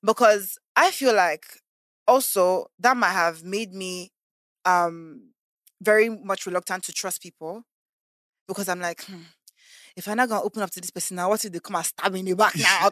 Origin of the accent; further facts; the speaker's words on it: Lagos, Nigeria; also born or lived in America / Canada; So I actually grew up in Lagos. Very much sophisticated. So that's why sometimes I say I grew up in Lagos, I grew up in America, I grew up in Canada